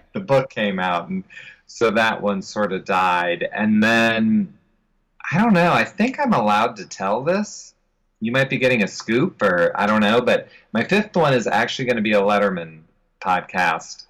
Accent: Columbus, Ohio, United States; I'm from Columbus, Ohio, the home of Jack Hanna

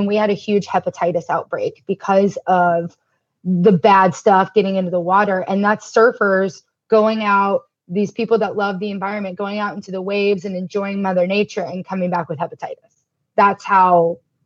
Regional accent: Tulsa, Oklahoma, United States; I grew up in Tulsa, Oklahoma

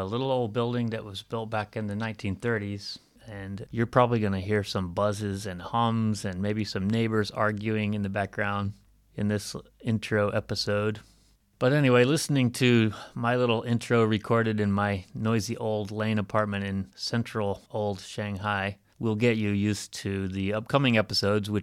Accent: Alabama, United States; moved away as an adult; my home state of Alabama

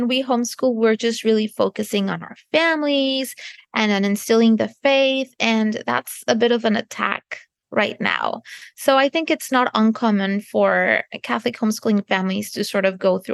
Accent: Canada; moved away as an adult; now in United States; I'm not American, I'm Canadian

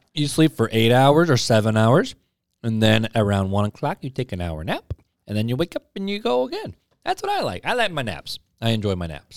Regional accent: United States; I'm American, so I have rights because you gave them to me for being being born in this country

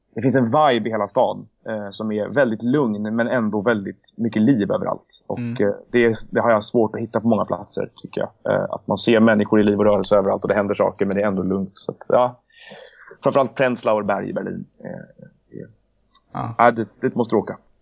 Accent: Stockholm, Stockholm County, Sweden; also born or lived in Lund / Leeds / London; Jag är ju faktiskt född på Södermalm en gång i tiden också, även om jag växte upp på Gärdet.

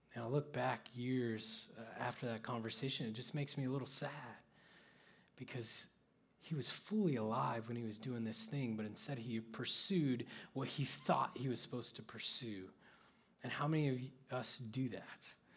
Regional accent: Oklahoma, United States; I grew up in Oklahoma where there's no lights and really no cities to speak

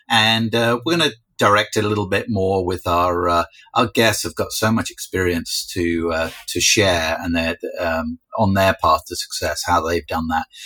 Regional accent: United Kingdom; Well, I'm British. We have to.

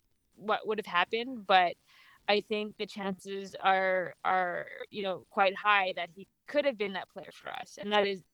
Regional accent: Vancouver, British Columbia, Canada; I was born and raised in Vancouver.

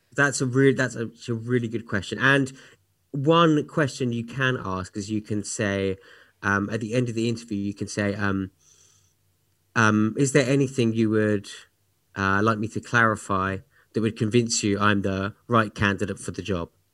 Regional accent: United Kingdom; moved away; my home country of the U K

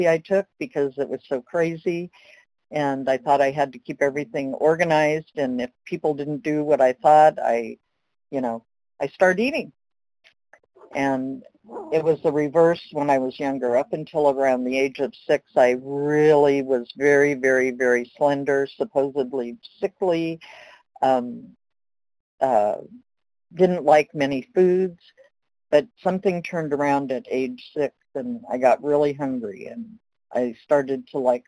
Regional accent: Los Angeles, California, United States; I was born in Los Angeles.

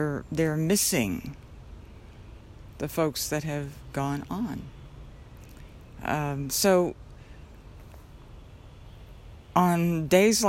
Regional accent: Albuquerque, New Mexico, United States; I was born in Albuquerque in the old St. Joseph's Hospital

